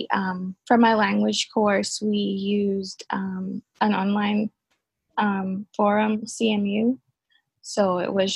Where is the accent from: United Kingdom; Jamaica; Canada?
Jamaica; now in Norfolk, United States; I'm from Jamaica, so, you know, coming to Virginia and going to ODU